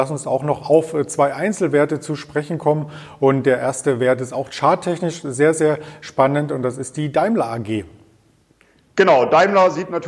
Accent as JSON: {"language": "German", "region": "Thuringia", "country": "Germany", "said": "Ich bin Thüringer und stehe jeden Tag am Grill"}